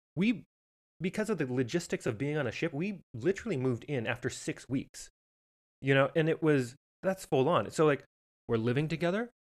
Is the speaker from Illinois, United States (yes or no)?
no; Missoula, Montana, United States; moved away as an adult; also born or lived in Boston / Las Vegas; I am originally from Missoula, Montana